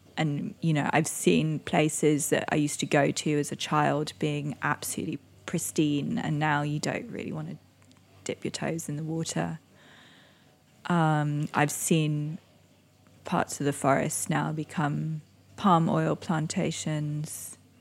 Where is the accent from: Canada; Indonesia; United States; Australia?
Indonesia; also born or lived in Singapore; now in London, United Kingdom; I grew up in Indonesia